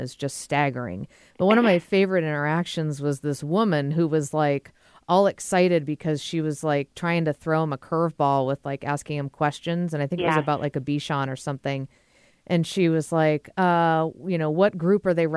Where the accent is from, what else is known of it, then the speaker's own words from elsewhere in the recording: outside of Boston, Massachusetts, United States; I grew up outside of Boston.